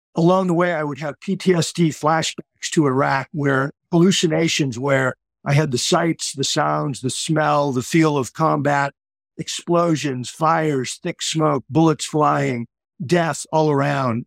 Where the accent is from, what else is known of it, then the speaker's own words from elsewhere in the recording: Boston, Massachusetts, United States; moved away as an adult; now in Cocoa Beach, United States; I grew up in the Boston area